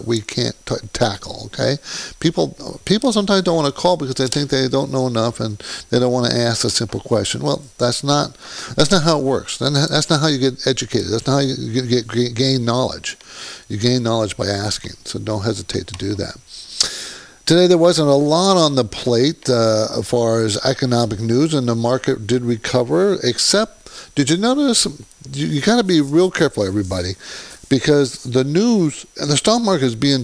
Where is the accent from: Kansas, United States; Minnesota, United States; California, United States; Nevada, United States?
California, United States; Southern; also born or lived in New Jersey / New York; I'm from Southern California, been in Southern California for, I grew up here